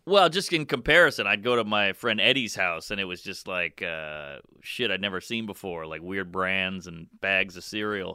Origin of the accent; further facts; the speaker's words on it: Louisiana, United States; we grew up in Louisiana, you know, it was just, it was mixed